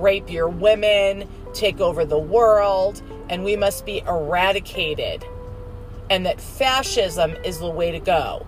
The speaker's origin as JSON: {"language": "English", "country": "United States", "tie": "born or raised there", "said": "I was born in America."}